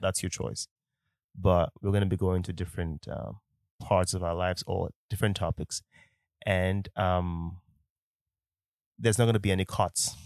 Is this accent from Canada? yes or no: no; Nigeria; accent: Nigerian; I'm a Nigerian man. So sometimes, eh, the Nigerian accent can also come out into the podcast